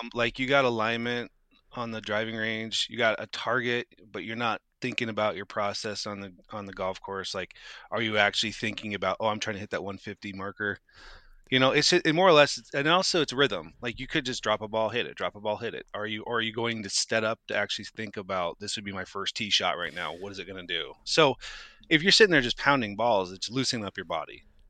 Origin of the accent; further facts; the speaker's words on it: Moscow, Idaho, United States; growing up in Moscow